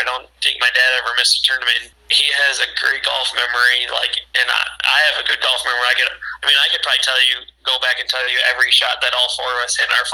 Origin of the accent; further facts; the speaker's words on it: Mendota, United States; brand new job in my hometown, which has always been my goal to get back to my hometown